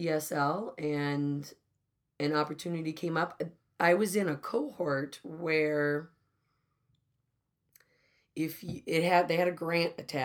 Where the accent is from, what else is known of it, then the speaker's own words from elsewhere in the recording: Southern California, United States; moved away as an adult; now in Wisconsin, United States; I was born and raised in California.